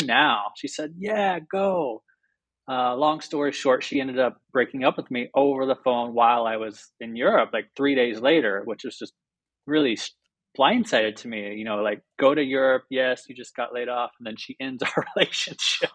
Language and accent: English; Mustang, Oklahoma, United States; moved away as an adult; now in Sayulita, Mexico; I grew up in a very, very small town in Oklahoma